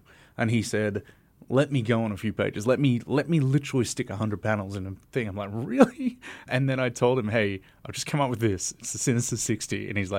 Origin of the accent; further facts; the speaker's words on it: Melbourne, Victoria, Australia; And I come from Melbourne, so that's further than Sydney or Brisbane.